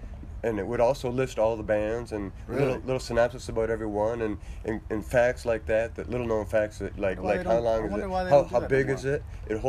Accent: Ann Arbor, Michigan, United States; also born or lived in Bloomfield Hills / Lake Orion / Shelby / Utica; now in Clarkston, United States; I'm originally from Ann Arbor.

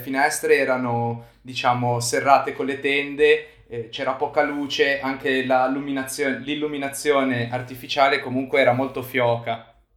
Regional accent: Liguria, Italy; siamo Liguri e quindi forse non l'abbiamo detto da dove veniamo, siamo tutti nella zona di Chiavari, comunque nel Levante Ligure

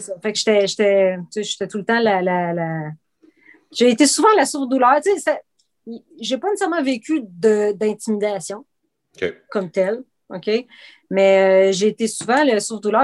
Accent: Outaouais, Quebec, Canada; also born or lived in Trois-Rivières; je suis originaire de Trois-Rivières, mais j'ai grandi à, en Outaouais

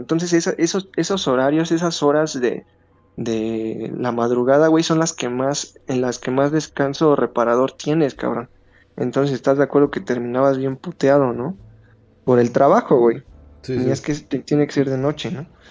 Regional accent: Mexico City, Mexico; Soy de México, güey. Eh, soy precisamente La Habana, va a ubicar, soy de Iztacalco, güey. Un barrio muy pesado

